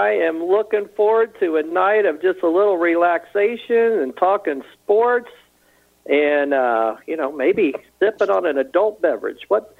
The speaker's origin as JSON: {"language": "English", "region": "Florida", "country": "United States", "tie": "born or raised there", "said": "growing up in Florida"}